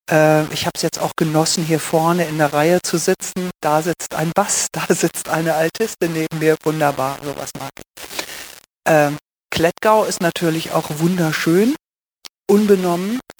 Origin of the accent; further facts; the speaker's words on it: Lower Saxony, Germany; moved away as an adult; now in Switzerland; Ich bin eine Deutsche. Ich bin geboren und aufgewachsen im Norden von Deutschland, in der Lüneburger Heide, so etwa 80 Kilometer südlich von Hamburg.